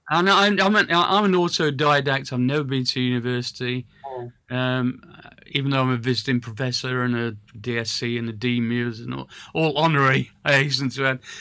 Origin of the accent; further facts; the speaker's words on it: Sheffield, Yorkshire and the Humber, United Kingdom; I come from Sheffield